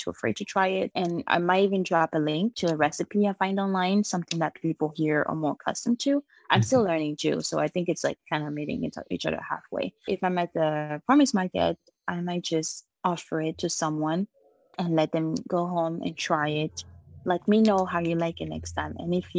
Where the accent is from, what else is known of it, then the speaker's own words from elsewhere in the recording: Republic of the Congo; moved away; So my family, we're actually originally from the Republic of Congo. We moved here in 2010, and my parents have always farmed, so this is nothing new to me.